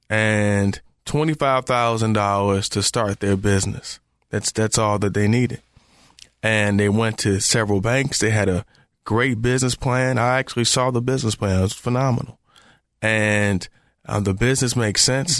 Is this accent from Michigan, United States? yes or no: yes; Detroit, Michigan, United States; also born or lived in Memphis; now in Charlotte, United States; Me growing up in Detroit